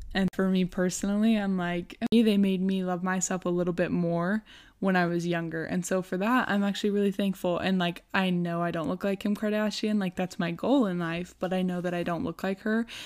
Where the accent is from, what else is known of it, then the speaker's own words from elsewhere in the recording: Rigby, Idaho, United States; also born or lived in Rexburg, Idaho; now in Idaho Falls, United States; when we were six, I moved to Rigby and then just kind of lived there ever since